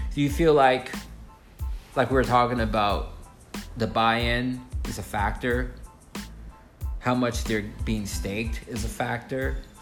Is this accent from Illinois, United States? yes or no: yes; Chicago, Illinois, United States; now in South Florida, United States; I'm from Chicago and I grew up there